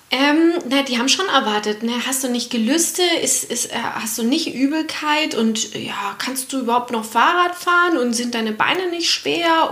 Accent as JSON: {"language": "German", "region": "Franconia", "country": "Germany", "tie": "born or raised there", "said": "ich bin hier in Franken aufgewachsen"}